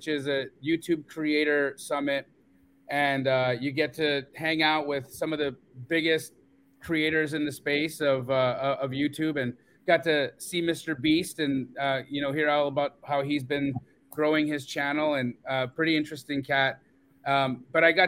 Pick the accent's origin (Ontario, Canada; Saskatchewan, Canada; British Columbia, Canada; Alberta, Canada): Alberta, Canada; Calgary; moved away; I'm a dual citizen. I grew up in Calgary, Alberta.